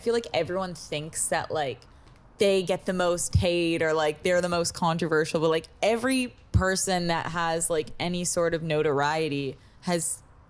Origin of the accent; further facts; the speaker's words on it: Toronto, Ontario, Canada; we're from Toronto.